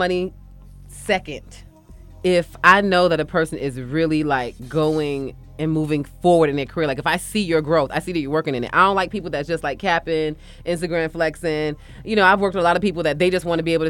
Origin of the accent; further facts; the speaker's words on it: New York City, New York, United States; also born or lived in Panama; I am from Brooklyn.